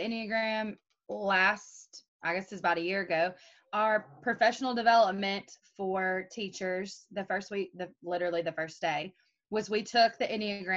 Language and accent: English; Maryville, Tennessee, United States; I'm from Maryville, Tennessee